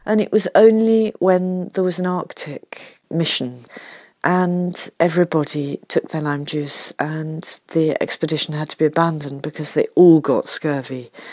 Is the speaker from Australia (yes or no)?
no; United Kingdom